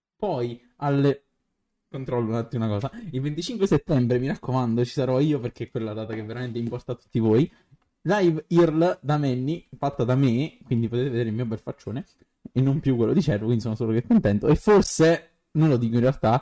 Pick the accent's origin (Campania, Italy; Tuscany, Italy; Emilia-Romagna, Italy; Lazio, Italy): Campania, Italy; Naples; sono napoletano